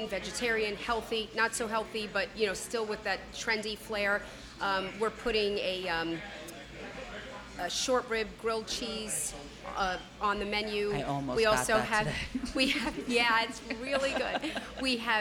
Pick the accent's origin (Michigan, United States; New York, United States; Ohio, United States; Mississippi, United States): New York, United States; Cortlandt Manor; we are from Cortland Manor.